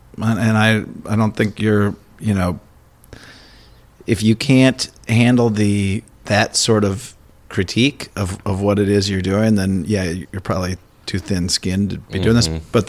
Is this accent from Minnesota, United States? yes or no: yes; Minnesota, United States; also born or lived in Madison, Wisconsin; I'm a Minnesotan, but I lived in Madison.